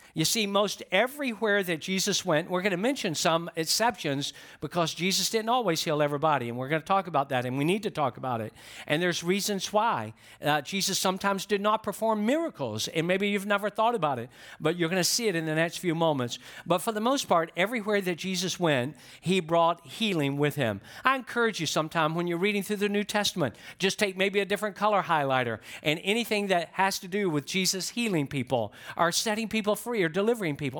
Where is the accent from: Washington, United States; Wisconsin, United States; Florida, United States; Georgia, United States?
Georgia, United States; I'm from Georgia